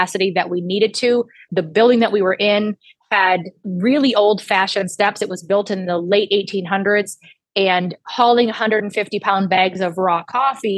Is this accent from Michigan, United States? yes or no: yes; the Thumb, Michigan, United States; also born or lived in Metro Detroit, Michigan; I am from the Thumb originally. I grew up in the Thumb